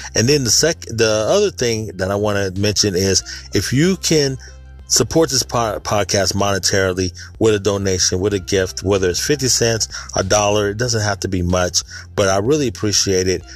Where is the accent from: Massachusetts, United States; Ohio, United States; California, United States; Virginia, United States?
California, United States; Sacramento; born and raised in Sacramento, California, in Northern California